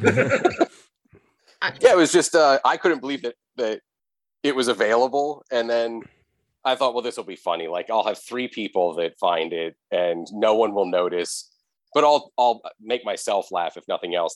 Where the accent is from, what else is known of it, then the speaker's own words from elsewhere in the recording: central Pennsylvania, United States; I'm in central Pennsylvania